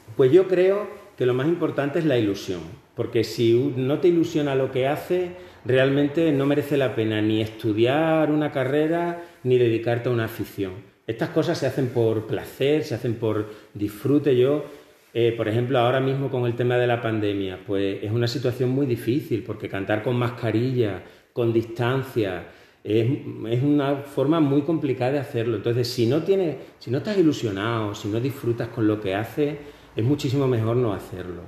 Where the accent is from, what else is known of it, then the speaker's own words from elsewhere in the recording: Hornachos, Extremadura, Spain; yo nací en Hornacho